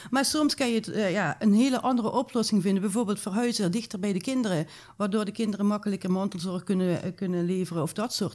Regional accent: Maastricht, Limburg, Netherlands; bij ons in Maastricht

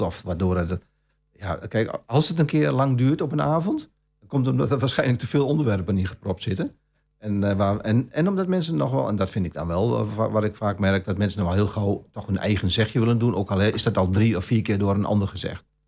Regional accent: Almelo, Overijssel, Netherlands; geboren en getogen in Almelo. Ook mijn hele leven hier gewoond.

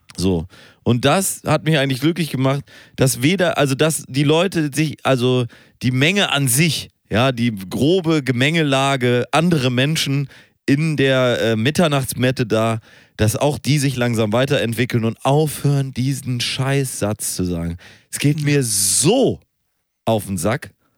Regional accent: Hamburg, Germany; bei uns in Hamburg

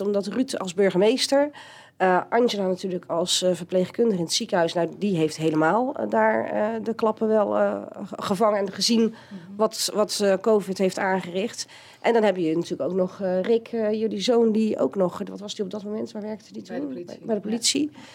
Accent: Steenbergen, North Brabant, Netherlands; geboren in Steenbergen en getogen op de Raldal, op de Welberg

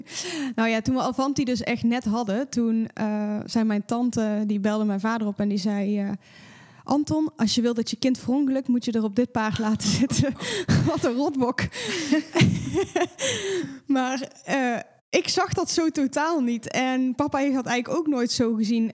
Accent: North Brabant, Netherlands; En ik kom natuurlijk uit Brabant

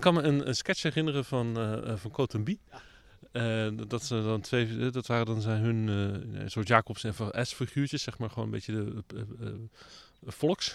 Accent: The Hague, South Holland, Netherlands; ik kom ook uit Den Haag. Dus dat zijn gewoon eh, mijn eh, Haagse stadsgenoten.

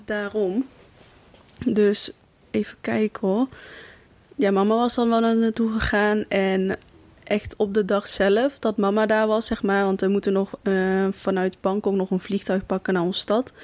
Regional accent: Kaatsheuvel, North Brabant, Netherlands; Ik kom uit Kaatsheuvel

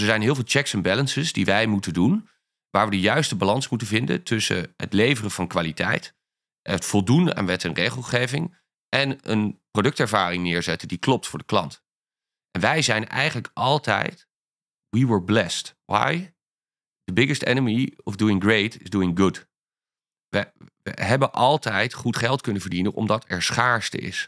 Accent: Ankum, Overijssel, Netherlands; moved away; also born or lived in Amsterdam; ik kom uit een heel klein dorpje

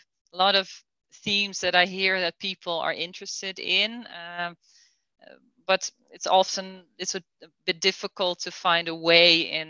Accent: Netherlands; English is a second language; And it's not like I want to talk negative about Holland. I love my home country.

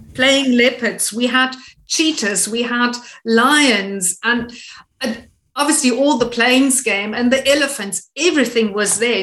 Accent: Namibia; it is my home country

